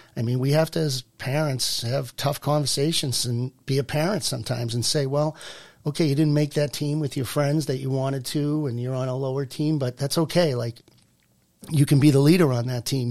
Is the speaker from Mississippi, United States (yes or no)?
no; Burlington, Massachusetts, United States; I'm from Burlington.